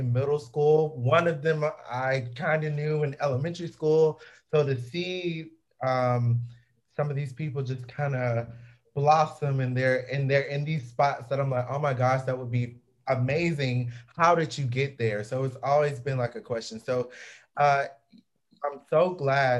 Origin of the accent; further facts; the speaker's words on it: Georgia, United States; we're from Georgia